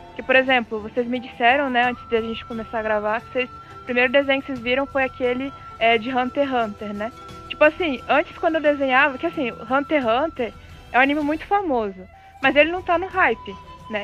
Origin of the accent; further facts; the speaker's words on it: Brasília, Federal District, Brazil; now in Cascavel, Brazil; eu moro em Cascavel, Paraná mas eu sou de Brasília.